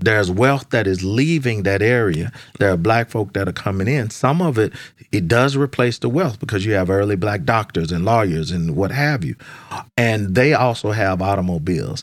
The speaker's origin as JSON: {"language": "English", "town": "Dallas", "region": "Texas", "country": "United States", "tie": "born or raised there", "moved": "yes", "lives_now": "Washington, D.C., United States", "said": "growing up in Dallas"}